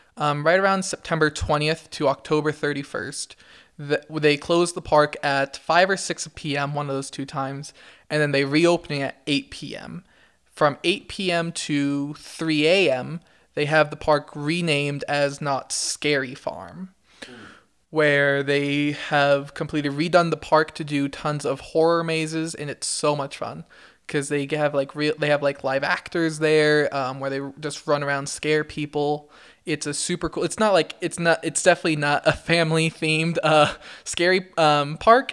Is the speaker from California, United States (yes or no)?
yes; Brea, California, United States; moved away as an adult; now in Idaho, United States; I grew up in Orange County. Um, and in Orange County, I was from a smaller city called Brea